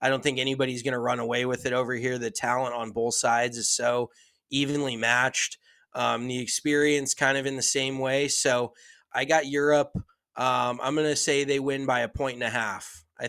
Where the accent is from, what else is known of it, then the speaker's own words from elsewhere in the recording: United States; Obviously, I am very American.